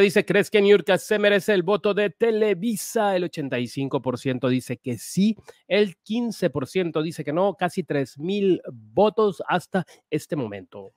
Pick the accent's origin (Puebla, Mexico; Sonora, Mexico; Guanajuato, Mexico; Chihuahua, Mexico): Sonora, Mexico; Ciudad Obregón; mi tierra